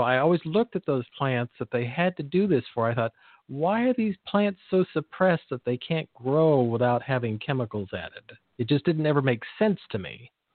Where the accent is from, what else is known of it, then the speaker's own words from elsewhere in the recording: Salinas Valley, California, United States; I grew up near the Salinas Valley